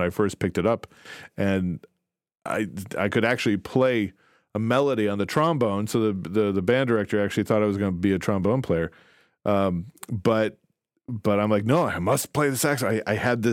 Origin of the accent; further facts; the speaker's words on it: DeKalb, Illinois, United States; I grew up in DeKalb, Illinois